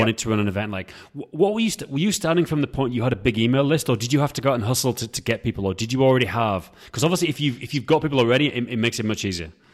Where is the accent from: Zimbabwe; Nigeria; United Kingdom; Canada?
United Kingdom; England; I'm from England